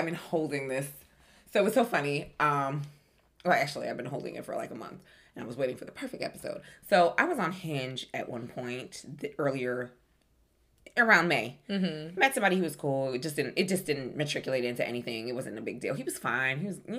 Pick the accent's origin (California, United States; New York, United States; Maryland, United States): New York, United States; I'm not aggressive. I'm from New York. And I'm a Caribbean thing.